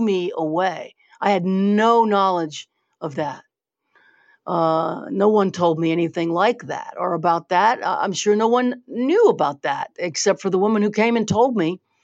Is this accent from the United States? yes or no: yes; Louisiana, United States; also born or lived in New Orleans; I was born here. I'm from Louisiana